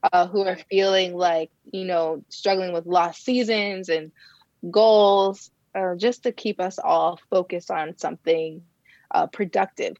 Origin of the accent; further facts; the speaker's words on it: Ohio, United States; now in Bay Area, California, United States; where I grew up in Ohio